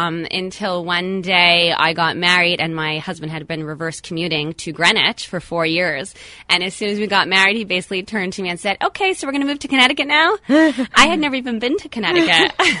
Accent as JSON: {"language": "English", "town": "Montreal", "region": "Quebec", "country": "Canada", "tie": "born or raised there", "also_born_or_lived": "tri-state area, United States", "moved": "as an adult", "said": "So born and raised in Montreal till I was 22 years old."}